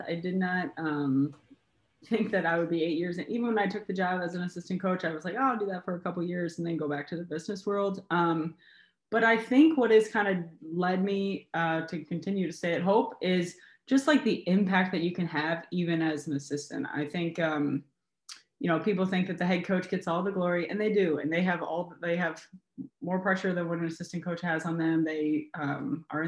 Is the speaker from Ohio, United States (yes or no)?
yes; Cincinnati, Ohio, United States; moved away as an adult; now in Michigan, United States; I'm originally from Cincinnati, Ohio. I moved home.